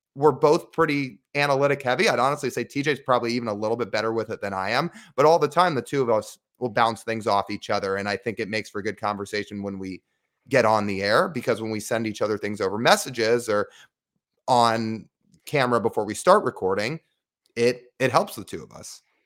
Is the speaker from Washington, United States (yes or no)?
yes; Kirkland, Washington, United States; also born or lived in Arizona; I grew up in Kirkland